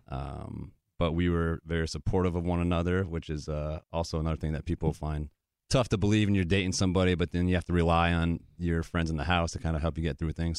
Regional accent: Connecticut, United States; moved away as an adult; also born or lived in New Hampshire / Wisconsin / Michigan / Nashville, Tennessee; Grew up in Connecticut

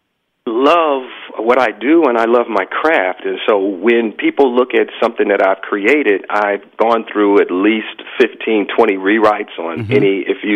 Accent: Chicago, Illinois, United States; because it's my love of Motown and Detroit, and I'm from Chicago, but it's all that great music.

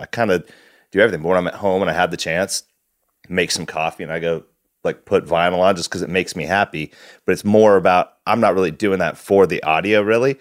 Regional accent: Wasilla, Alaska, United States; now in Portland, United States; growing up in Wasilla

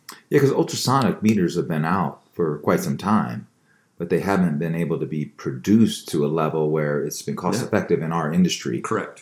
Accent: Baltimore, Maryland, United States; I'm from Baltimore. Yes, Balmer, Balmer, as we say it back in the day.

